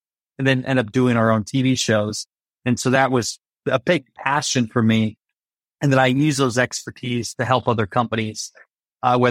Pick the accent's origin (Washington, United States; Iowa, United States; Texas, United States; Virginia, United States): Iowa, United States; I grew up in Iowa, so a small town, Iowa, 700 people